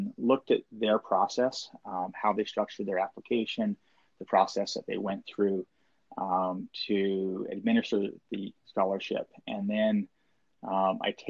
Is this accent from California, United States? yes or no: no; Maui, Hawaii, United States; also born or lived in Washington; I was raised on Maui, and having grown up on the island here